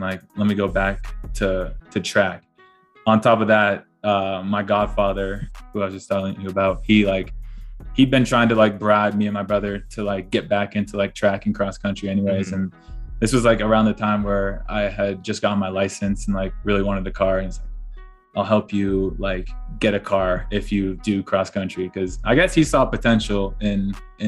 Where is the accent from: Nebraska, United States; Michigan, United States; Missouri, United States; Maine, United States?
Maine, United States; moved away as an adult; Growing up in Maine